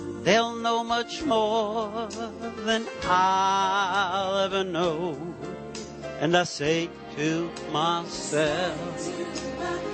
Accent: New York, United States; I was living in New York, born and raised in New York.

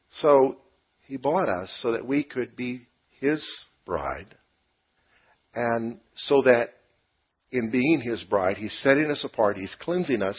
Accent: United States; I'm an American

